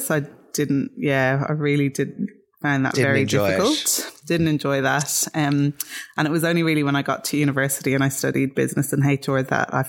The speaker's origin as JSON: {"language": "English", "town": "Dublin", "region": "Leinster", "country": "Ireland", "tie": "born or raised there", "moved": "as an adult", "lives_now": "Australia", "said": "I grew up in Dublin at the foothill of the Dublin Mountains"}